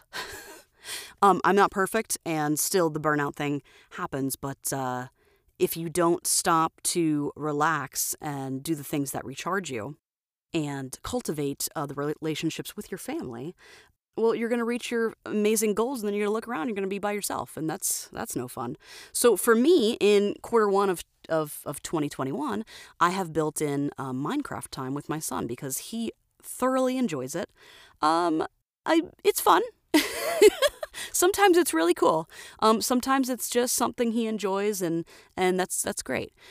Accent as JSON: {"language": "English", "region": "Florida", "country": "United States", "moved": "yes", "lives_now": "Twin Falls, Idaho, United States", "said": "I'm originally from Florida"}